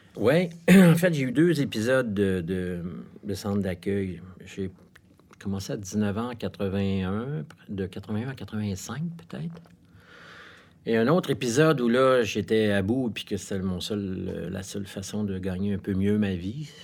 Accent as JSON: {"language": "French", "town": "Montreal", "region": "Quebec", "country": "Canada", "tie": "born or raised there", "said": "Je suis né à Montréal, j'ai été élevé dans le West Island."}